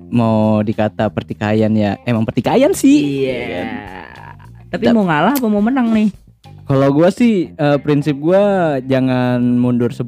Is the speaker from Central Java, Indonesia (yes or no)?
no; West Java, Indonesia; maaf kita ini orang Sunda ini